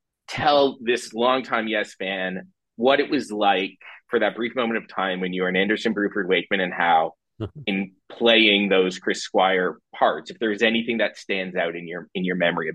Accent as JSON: {"language": "English", "country": "Canada", "also_born_or_lived": "Toronto", "said": "so I'm in Toronto. I'm a Canadian."}